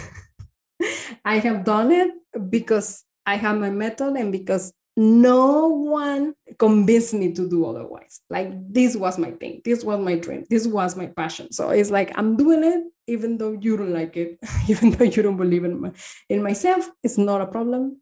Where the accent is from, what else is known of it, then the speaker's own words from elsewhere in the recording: Torreón, Coahuila, Mexico; English is a second language; moved away as an adult; also born or lived in United States; now in Spain; I am from this uh, town called Torreon. It's a small city in Mexico